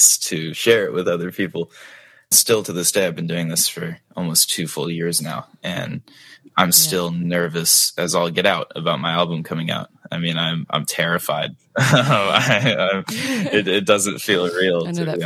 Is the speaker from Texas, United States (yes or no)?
yes; Dallas, Texas, United States; I am from Dallas, Texas in the United States, which I've lived here my entire life